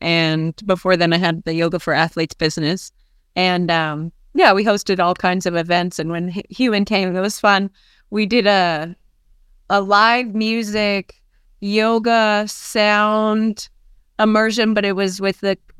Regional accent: Arlington, Texas, United States; moved away as an adult; also born or lived in California / Fort Worth, Texas; now in Costa Rica; I grew up in Arlington, Texas.

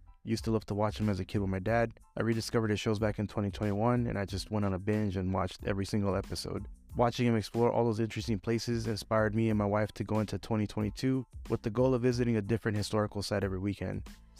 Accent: Huntington Park, California, United States; also born or lived in Merced / Paramount; now in Whittier, United States; I lived most of my life in Southeast LA County, or what they call the Gateway Cities. I grew up in Huntington Park, HP represent, and as an adult have lived in Merced, Paramount, and currently Whittier.

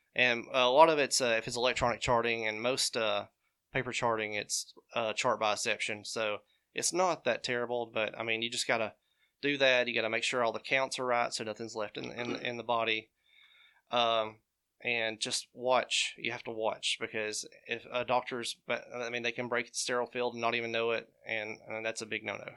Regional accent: Nauvoo, Alabama, United States; also born or lived in Birmingham, Alabama; I was born and raised in Nauvoo, Alabama.

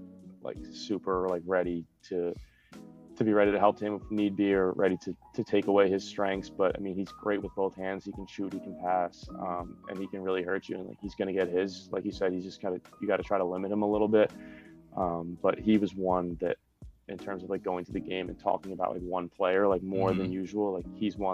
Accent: New Jersey, United States; Non-lacrosse related. I'm from New Jersey, but I'm a big Eagles fan, Philadelphia Eagles fan.

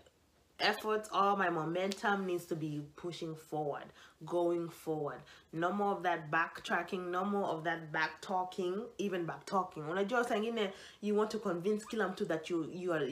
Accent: Kenya; I'm Kenyan

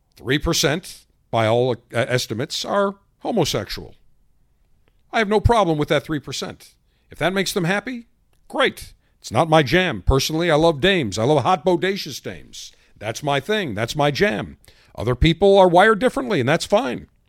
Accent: United States; as an American, as you and I as Americans

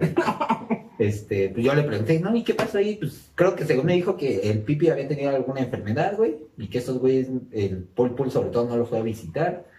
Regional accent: Mexico; accent: ñero; nosotros somos de México por si no, habían distinguido nuestro acento ñero.

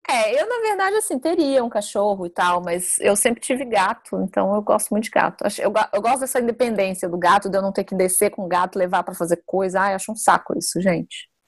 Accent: Brazil; Como boa brasileira que sou, gosto

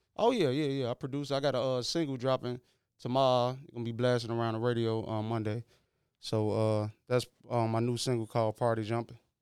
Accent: Chicago, Illinois, United States; I'm from Chicago Avenue, out the west side

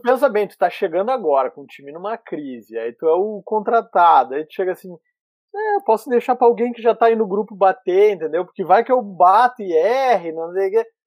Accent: Camaquã, Rio Grande do Sul, Brazil; Sou de Camacuã

